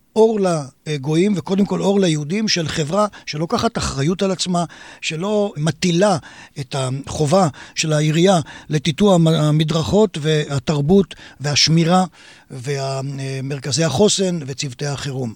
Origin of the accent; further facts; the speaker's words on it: Israel; נולדתי בכפר בישראל, מוקף שדות